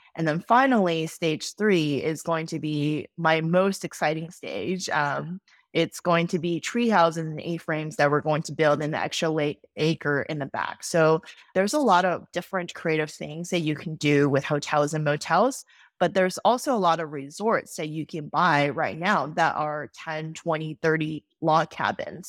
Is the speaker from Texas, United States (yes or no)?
yes; Austin, Texas, United States; also born or lived in New York City; I moved back to my hometown of Austin, Texas